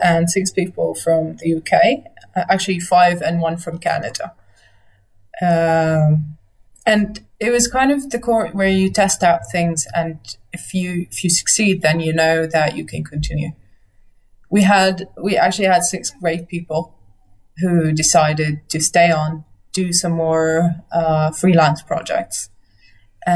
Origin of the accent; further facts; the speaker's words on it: Nazareth, Northern District, Israel; also born or lived in Haifa / London; Home was Nazareth then. I was born in Nazareth, I moved to Haifa, and then I came back